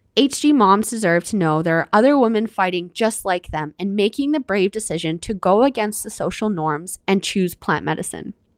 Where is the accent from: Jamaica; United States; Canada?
Canada; I'm your Canadian host